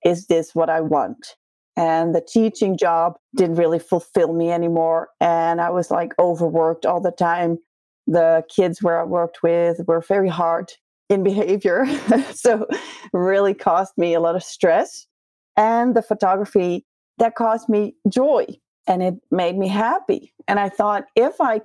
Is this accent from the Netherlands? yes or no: yes; Netherlands; English is a second language; I'm from Holland.